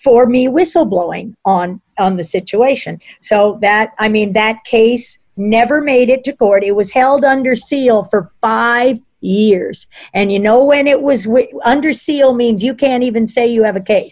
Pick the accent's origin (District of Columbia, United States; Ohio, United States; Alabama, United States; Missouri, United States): District of Columbia, United States; Washington; I grew up in Washington, D.C.